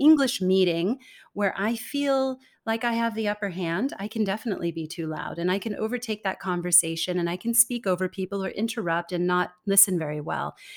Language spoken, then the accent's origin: English; California, United States; moved away as an adult; also born or lived in Denmark; now in Singapore; I was born and raised in California